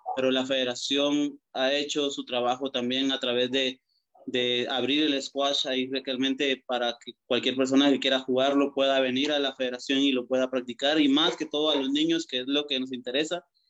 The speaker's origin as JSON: {"language": "Spanish", "country": "Guatemala", "tie": "born or raised there", "moved": "as an adult", "lives_now": "El Salvador", "said": "como guatemalteco, inicié squash en una de las canchas más antiguas de Guatemala"}